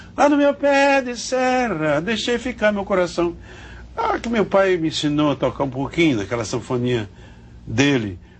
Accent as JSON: {"language": "Portuguese", "town": "Exu", "region": "Pernambuco", "country": "Brazil", "tie": "born or raised there", "also_born_or_lived": "Rio de Janeiro", "moved": "yes", "said": "Exu tem o Nordeste. Então, é minha terra, é meu mundo"}